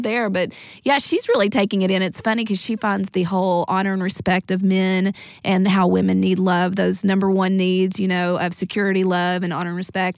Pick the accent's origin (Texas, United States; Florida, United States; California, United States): Texas, United States; East; we're from East Texas, small town